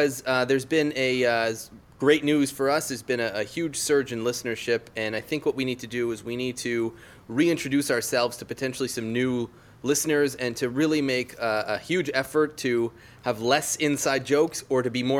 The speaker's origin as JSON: {"language": "English", "country": "Canada", "said": "I am Canadian"}